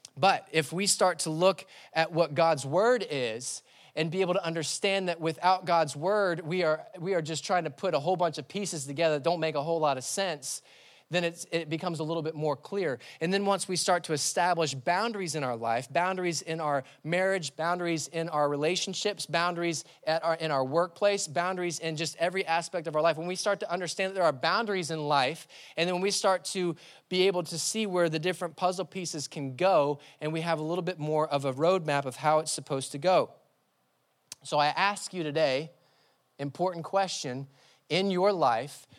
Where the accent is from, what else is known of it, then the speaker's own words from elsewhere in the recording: Labelle, Florida, United States; I grew up in the sticks. I grew up in Label, Label, Florida